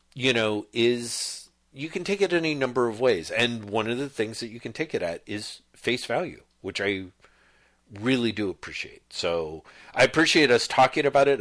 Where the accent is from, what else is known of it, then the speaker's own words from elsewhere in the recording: United States; I'm an American dude